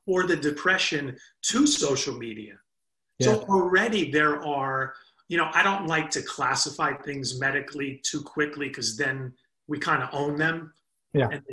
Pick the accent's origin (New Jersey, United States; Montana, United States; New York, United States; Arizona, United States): New Jersey, United States; we're from Jersey